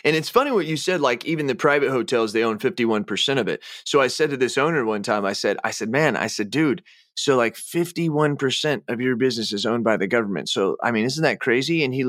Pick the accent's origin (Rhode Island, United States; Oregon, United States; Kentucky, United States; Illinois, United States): Illinois, United States; I'm from Illinois.